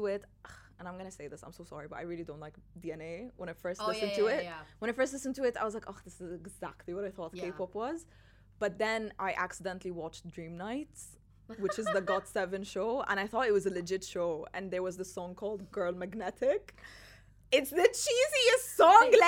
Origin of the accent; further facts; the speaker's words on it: Jordan; moved away as an adult; now in Dubai, United Arab Emirates; I am Jordanian Palestinian and I moved here in 2017